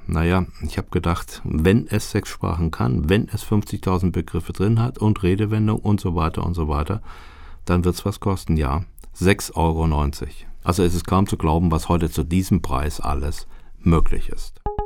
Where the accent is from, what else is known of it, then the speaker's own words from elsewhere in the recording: Germany; als Deutscher